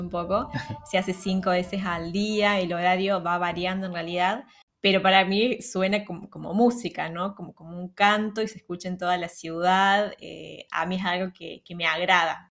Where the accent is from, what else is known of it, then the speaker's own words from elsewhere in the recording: Argentina; moved away; en Argentina no estamos acostumbrados